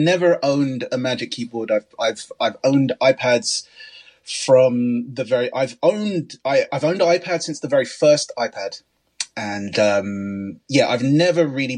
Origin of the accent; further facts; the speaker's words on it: London, United Kingdom; As a Londoner